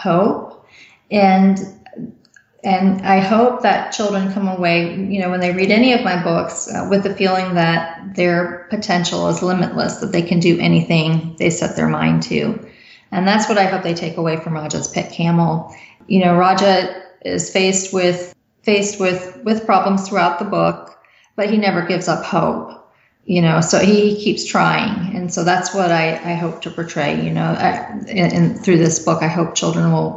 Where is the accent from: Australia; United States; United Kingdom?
United States; I was born and raised in the United States